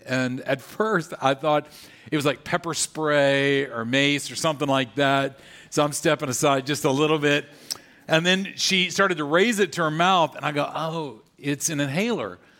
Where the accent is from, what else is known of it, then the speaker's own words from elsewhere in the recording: Louisiana, United States; I grew up in Louisiana